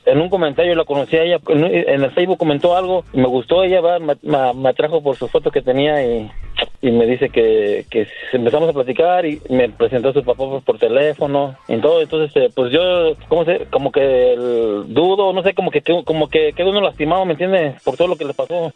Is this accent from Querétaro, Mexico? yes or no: yes; Querétaro, Mexico; moved away; Yo soy de Querétaro